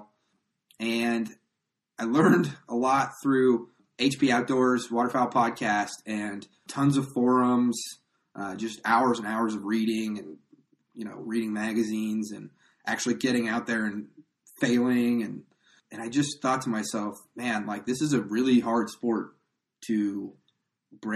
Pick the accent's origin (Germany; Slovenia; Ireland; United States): United States; Nebraska; moved away as an adult; also born or lived in El Paso, Texas / central Kansas; I grew up in Nebraska